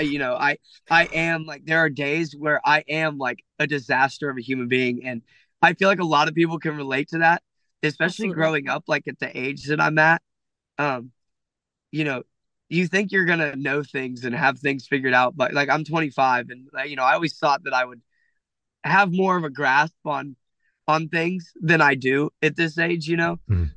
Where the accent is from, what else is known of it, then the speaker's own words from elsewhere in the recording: Ohio, United States; I'm from Ohio